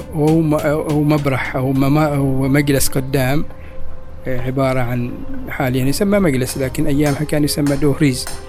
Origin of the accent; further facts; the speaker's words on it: Oman; حياتنا كعمانيين